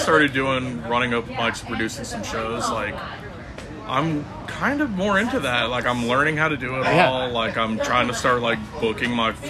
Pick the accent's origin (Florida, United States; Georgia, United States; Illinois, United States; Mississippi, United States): Florida, United States; now in Los Angeles, United States; my hometown, Florida